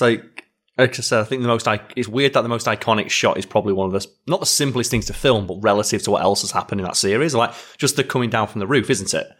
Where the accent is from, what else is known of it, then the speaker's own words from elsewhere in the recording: United Kingdom; as a Brit